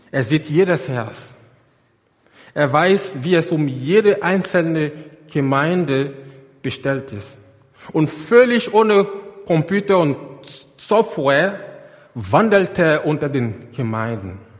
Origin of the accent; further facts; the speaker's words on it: Côte d’Ivoire; Google Earth in die Elfenbeinküste. Seht ihr dieses Gebäude da, ganz in der Mitte? Das ist meine, meine Heimatgemeinde. Dort bin ich groß geworden.